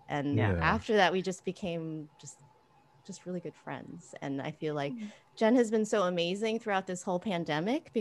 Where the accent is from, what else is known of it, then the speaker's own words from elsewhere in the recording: Piscataway, New Jersey, United States; I grew up in Piscataway, New Jersey, which is like right in the middle of New Jersey